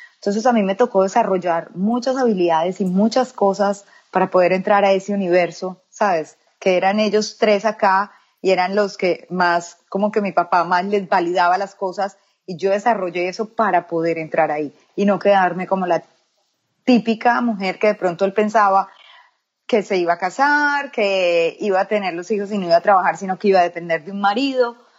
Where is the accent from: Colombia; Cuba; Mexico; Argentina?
Colombia; Medellín, Antioquia; moved away as an adult; now in United States; yo soy de Medellín, Antioquia, Colombia. Eh, nací ahí, viví ahí por 33 años y ya luego me mudé acá a los Estados Unidos